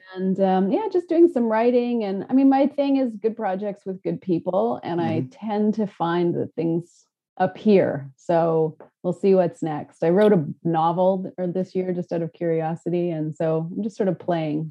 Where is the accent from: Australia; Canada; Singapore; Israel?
Canada; I'm a Canadian filmmaker